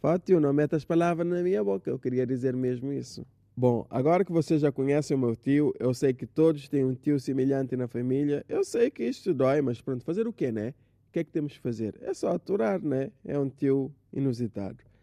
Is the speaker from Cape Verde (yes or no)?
yes; Assomada, Santa Catarina, Cape Verde; Ah, pois é, sou de Somada.